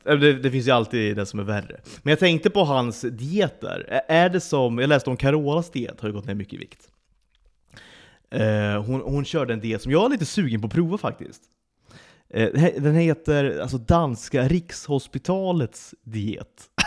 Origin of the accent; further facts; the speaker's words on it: Sweden; now in Malta; drar vi hem till Svedala över sommaren